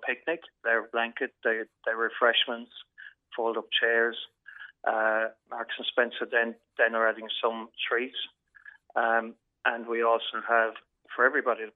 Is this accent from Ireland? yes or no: yes; North Cork, Munster, Ireland; I'm actually from the North Cork area